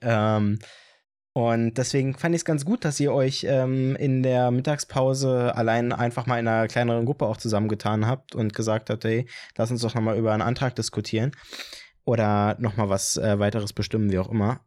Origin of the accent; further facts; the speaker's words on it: Brieselang, Brandenburg, Germany; Also, ich komme nicht aus Falkensee, ich komme aus Brieselang